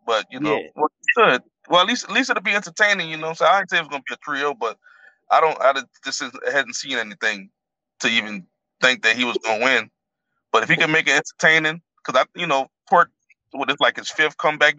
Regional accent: New Orleans, Louisiana, United States; I'm from New Orleans.

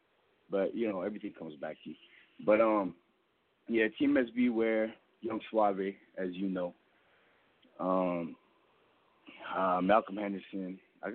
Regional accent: Edmonton, Alberta, Canada; now in Calgary, Canada; I was born in Edmonton

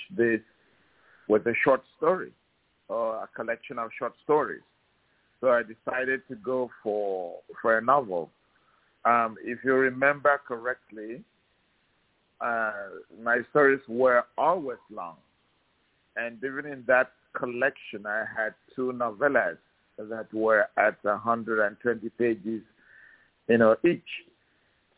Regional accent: Akwa Ibom, Nigeria; accent: African; moved away as an adult; also born or lived in Omaha, Nebraska; now in Gainesville, United States; I am an Anang man in southern Nigeria. My state is called today the state of Akwa Ibom

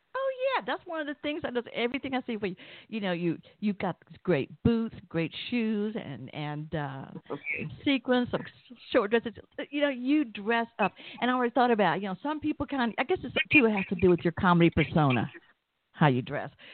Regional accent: Atlanta, Georgia, United States; you can probably tell I'm from Atlanta

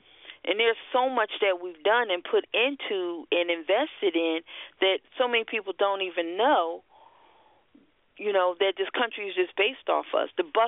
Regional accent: Philadelphia, Pennsylvania, United States; The Philadelphia Art Museum, I'm from Philadelphia, very well known.

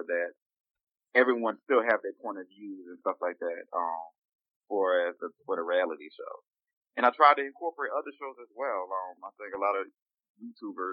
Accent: New Orleans, Louisiana, United States; Growing up in New Orleans, very homophobic

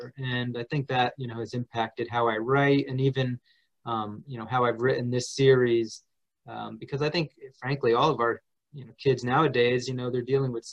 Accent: New Jersey, United States; I grew up in New Jersey

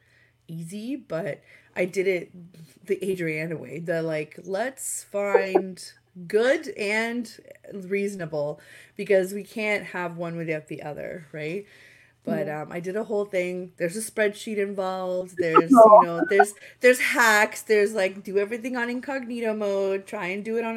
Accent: Romania; now in Canada; I am from Romania, so I wanted to go back and visit my grandma again

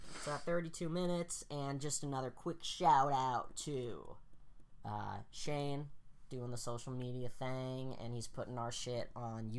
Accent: Massachusetts, United States; we're from Massachusetts.

